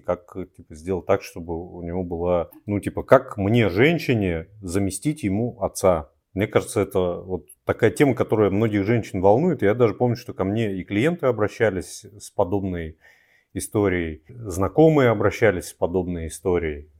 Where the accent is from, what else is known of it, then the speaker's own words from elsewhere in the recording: Siberia, Altai Krai, Russia; в нашем, вот, Алтайском крае, откуда я родом, и с, в Сибири